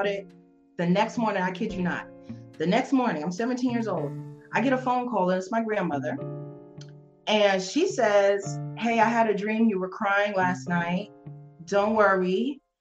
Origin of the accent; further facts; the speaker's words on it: New York City, New York, United States; now in Las Vegas, United States; I'm growing up in New York